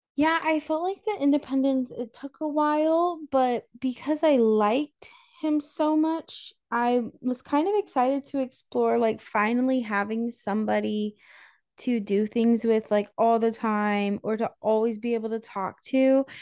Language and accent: English; North Carolina, United States; now in Florida, United States; I grew up in North Carolina and in my small town